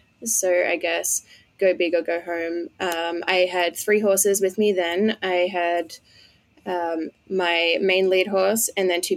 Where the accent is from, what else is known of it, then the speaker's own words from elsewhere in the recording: Australia; moved away as an adult; also born or lived in Colorado; now in United States; I am from Australia